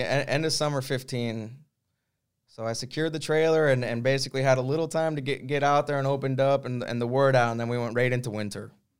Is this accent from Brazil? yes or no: yes; Brazil; So Brazil, I'm from Brazil via the surfing community